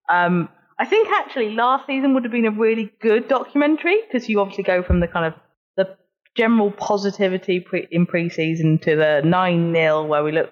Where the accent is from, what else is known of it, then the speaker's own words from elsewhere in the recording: Burnley, North West England, United Kingdom; Oh, I was from Burnley. From okay. Burnley.